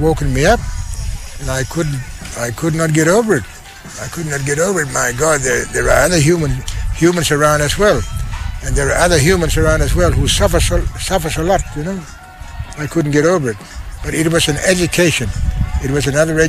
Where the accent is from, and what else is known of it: Beagle Bay, Western Australia, Australia; born or raised there; also born or lived in Halls Creek, Western Australia